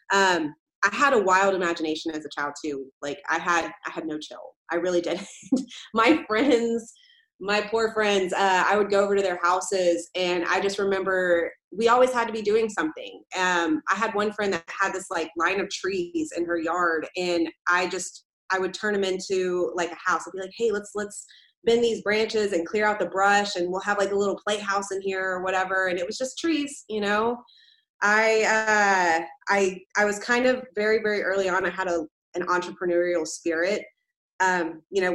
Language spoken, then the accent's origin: English; Tomball, Texas, United States; also born or lived in Corpus Christi, Texas / Magnolia, Texas; I was born in Corpus Christi, Texas, and then I grew up in Tomball up until I was about in 6th or 7th grade, and then I went to the rival school, which was called Magnolia High School